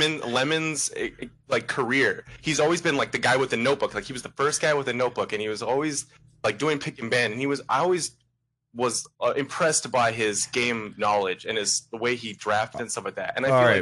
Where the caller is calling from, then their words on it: Spokane, Washington, United States; Spokane, Washington.